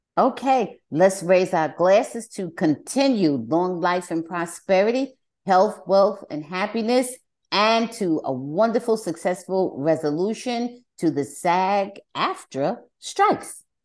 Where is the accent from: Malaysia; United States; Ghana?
United States; New Jersey; moved away; I'm originally from New Jersey.